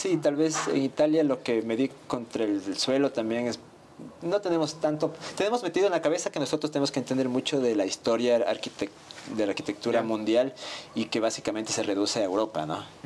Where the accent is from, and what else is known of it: Ecuador